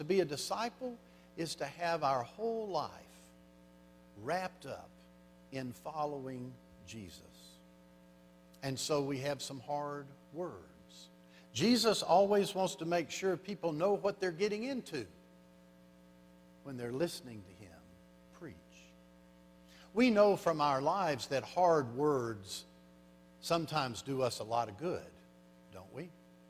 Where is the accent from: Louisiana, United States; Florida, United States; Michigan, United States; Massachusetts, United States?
Louisiana, United States; I came from South Louisiana up to Arlington, Texas, to a career counseling center for 3 days.